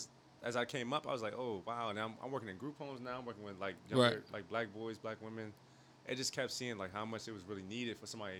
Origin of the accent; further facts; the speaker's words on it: Highland, United States; I'm not from Baltimore like y'all, but I'm from Highland.